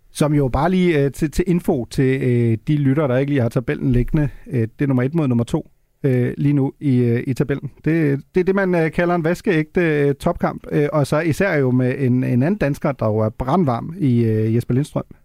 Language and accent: Danish; Northern Germany, Germany; Danish is a second language; moved away as an adult; also born or lived in Copenhagen, Denmark; now in Denmark; jeg er jo født og opvokset i, i det nordiske Tyskland